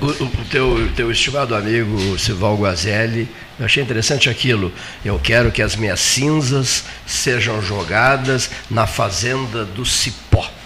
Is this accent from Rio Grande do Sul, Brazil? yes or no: yes; Canguçu, Rio Grande do Sul, Brazil; also born or lived in Pedro Osório; Quando eu nasci, o local onde eu nasci era Canguçu, município de Canguçu.